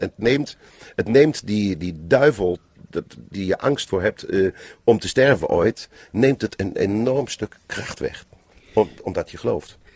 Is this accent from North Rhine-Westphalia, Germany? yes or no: yes; Bensberg, North Rhine-Westphalia, Germany; Dutch is a second language; moved away; in Bensberg, waar ik vandaan kom